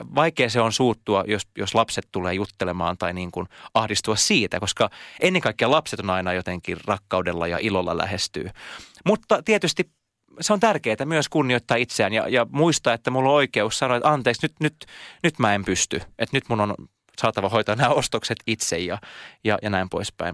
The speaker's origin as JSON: {"language": "Finnish", "town": "Siuntio", "region": "Uusimaa", "country": "Finland", "tie": "born or raised there", "also_born_or_lived": "Helsinki", "first_language": "Swedish", "second_language": "Finnish", "moved": "as an adult", "said": "Mä oon muuttanut takaisin kotiin maalle Siuntioon"}